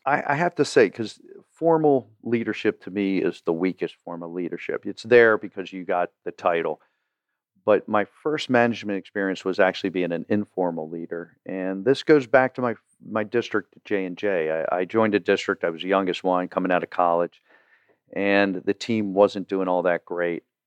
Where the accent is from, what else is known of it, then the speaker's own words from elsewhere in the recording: Baltimore, Maryland, United States; growing up in Baltimore